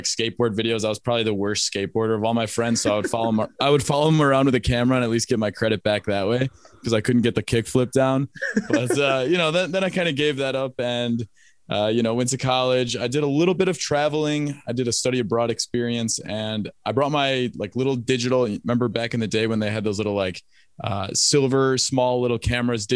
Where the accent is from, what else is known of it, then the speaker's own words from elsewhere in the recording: Kenosha, Wisconsin, United States; moved away as an adult; also born or lived in Chicago, Illinois / Madison, Wisconsin / Washington, District of Columbia, United States; born in Chicago and I grew up in a place called Kenosha, Wisconsin, which is a 100,000 person town that sits between Milwaukee and Chicago. And I spent my first, age 5 to age 17